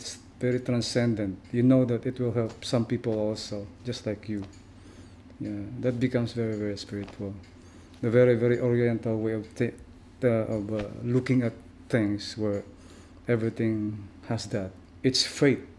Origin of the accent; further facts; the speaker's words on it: Mindanao, Philippines; I grew up in in the very very you know harsh places in the Philippines. Like it's we grew up in Mindanao.